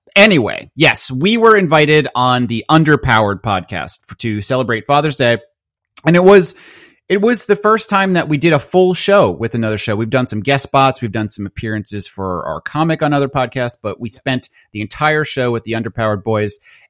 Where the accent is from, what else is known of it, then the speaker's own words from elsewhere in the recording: New York, United States; We're from Long Island here, so every corner has a pizza shop.